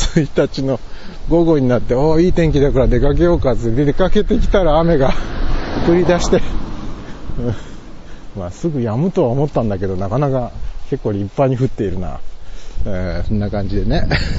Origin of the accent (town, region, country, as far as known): Toki, Gifu, Japan; born or raised there; now in Nagoya, Japan